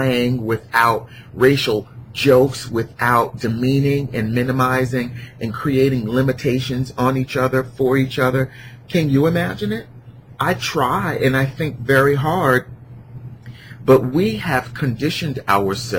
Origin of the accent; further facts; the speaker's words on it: Newark, New Jersey, United States; I grew up in Newark